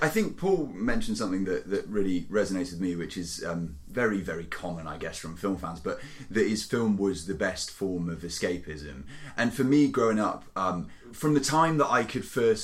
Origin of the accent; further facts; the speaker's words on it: Cheltenham, South West England, United Kingdom; also born or lived in South Korea / Canada; Cheltenham, which is this town and my hometown where I grew up